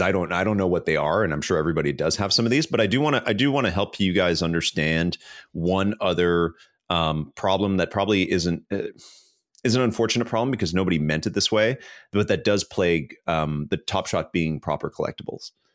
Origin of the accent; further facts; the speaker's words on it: Canada; I'm Canadian